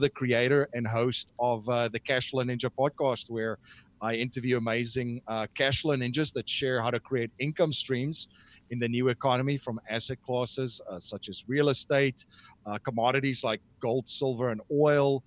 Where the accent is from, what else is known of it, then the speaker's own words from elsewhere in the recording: South Africa; moved away as an adult; now in United States; I'm originally from South Africa